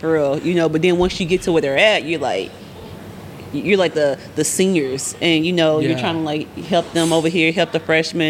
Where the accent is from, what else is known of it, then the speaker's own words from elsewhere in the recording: Arkansas, United States; I'm from Arkansas, of course.